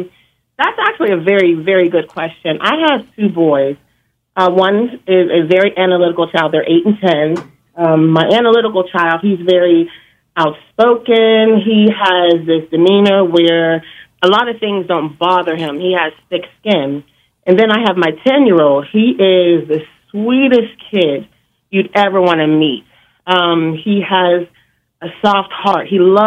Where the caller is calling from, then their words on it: Pittsburgh, Pennsylvania, United States; I'm calling from Pittsburgh